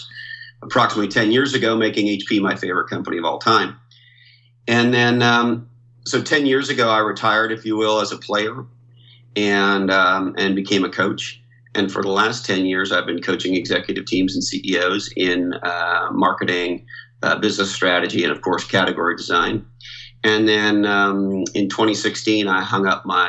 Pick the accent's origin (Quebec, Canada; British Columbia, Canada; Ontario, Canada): Quebec, Canada; Montreal; I grew up in Montreal, Canada